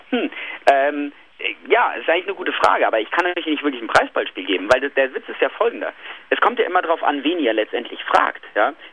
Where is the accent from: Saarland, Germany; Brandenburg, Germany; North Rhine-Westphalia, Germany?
North Rhine-Westphalia, Germany; Ja, ich bin aus der Nähe von Köln. Also wir feiern hier Kölner